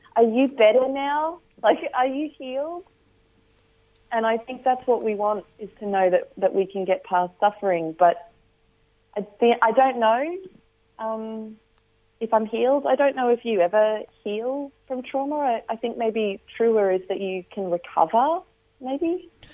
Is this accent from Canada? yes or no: no; Australia; also born or lived in Northern Territory